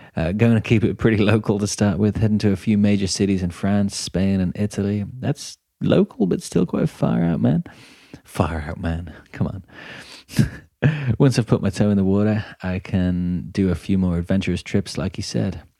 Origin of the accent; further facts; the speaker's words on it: England, United Kingdom; I'm from England as well